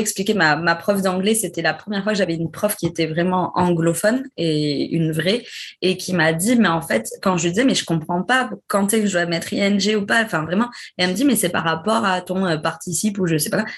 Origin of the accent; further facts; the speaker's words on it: Bègles, Nouvelle-Aquitaine, France; moved away as an adult; also born or lived in Dijon / Bordeaux; J'ai grandi à Bègle, c'est à côté de Bordeaux